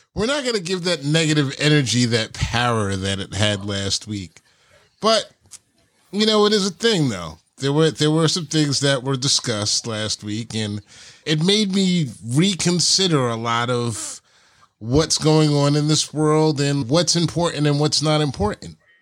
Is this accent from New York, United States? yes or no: yes; New York, United States; we grew up in New York